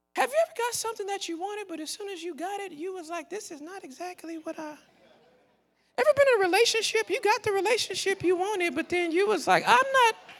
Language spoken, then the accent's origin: English; Southern California, United States; moved away as an adult; also born or lived in Texas; I was born and raised in Southern California